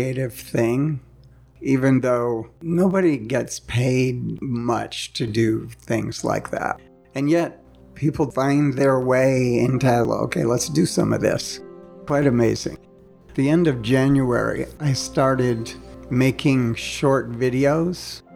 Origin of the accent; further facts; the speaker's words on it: Tampa, Florida, United States; moved away; I was born in Tampa, Florida. I grew up in the South